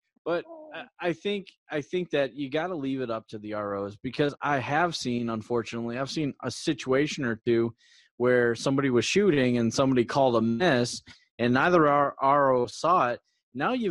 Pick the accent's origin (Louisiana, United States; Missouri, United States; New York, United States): New York, United States; Syracuse; moved away; Syracuse colors from my hometown